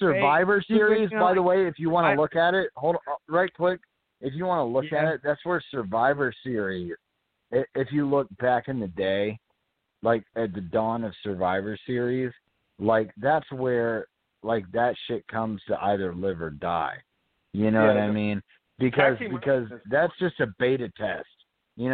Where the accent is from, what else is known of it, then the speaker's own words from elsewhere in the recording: Atlanta, Georgia, United States; I grew up in Atlanta.